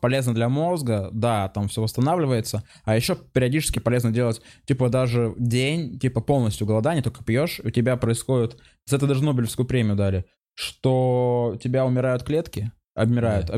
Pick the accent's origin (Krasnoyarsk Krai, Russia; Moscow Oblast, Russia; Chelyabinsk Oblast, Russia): Chelyabinsk Oblast, Russia; Chelyabinsk; я еще из Челябинска сам по себе